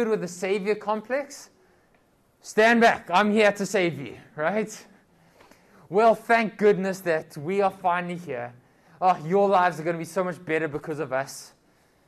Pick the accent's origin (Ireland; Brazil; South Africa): South Africa; I come from South Africa